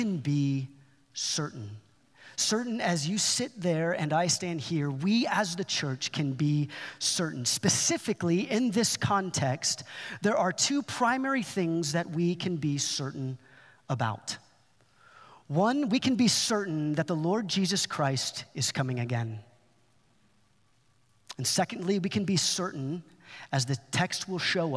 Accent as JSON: {"language": "English", "area": "Dallas-Fort Worth area", "region": "Texas", "country": "United States", "said": "I'm from the Dallas-Fort Worth area. I feel like I know the town pretty well"}